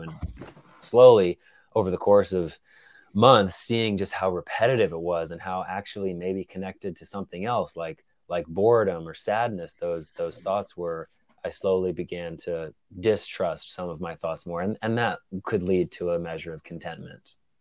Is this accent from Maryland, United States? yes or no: no; Atlanta, Georgia, United States; moved away as an adult; now in Brooklyn, United States; I grew up in Atlanta, Georgia, spent eighteen years there